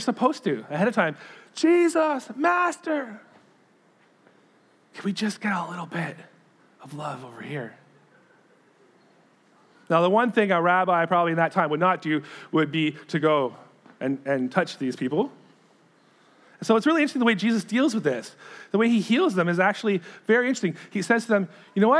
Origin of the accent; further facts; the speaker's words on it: Sarnia, Hamilton, Ontario, Canada; It's kind of like my hometown, Sarnia, Hamilton